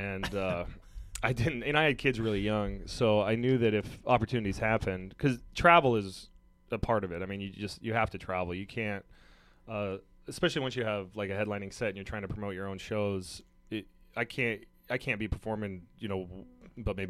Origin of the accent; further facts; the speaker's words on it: Mica Peak, near Spokane, Washington, United States; I grew up on Micah Peak Mountain, which is just south of here. So I grew up like totally in the sticks